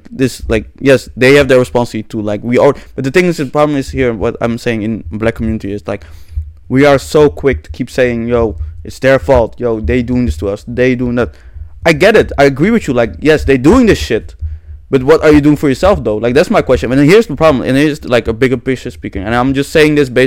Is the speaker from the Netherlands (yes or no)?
yes; Netherlands; I was born here